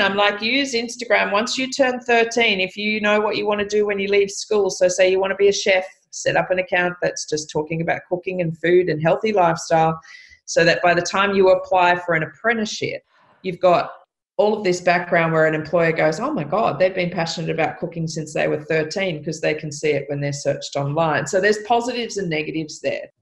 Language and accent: English; Byron Bay, New South Wales, Australia; also born or lived in Lennox Head; I was born in Byron Bay. I live in Lennox Head.